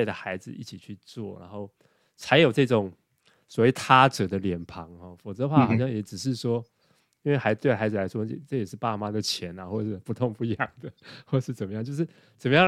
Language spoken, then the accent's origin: Chinese; Taiwan; now in United States; 那对我觉得就是我自己在美国，我也知道整个这个大的环境，就比如说这个气候的变迁，比如说我们我们从台湾来这个垃圾回收啊。